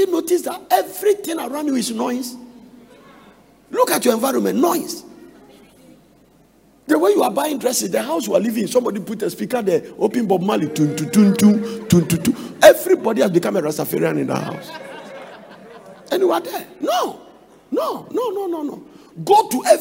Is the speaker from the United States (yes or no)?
no; Ghana; We came from Ghana